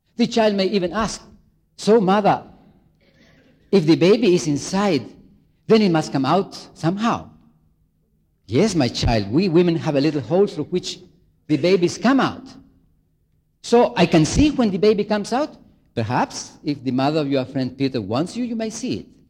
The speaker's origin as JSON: {"language": "English", "country": "Chile", "tie": "born or raised there", "moved": "yes", "said": "I come from Chile, South America, very far away"}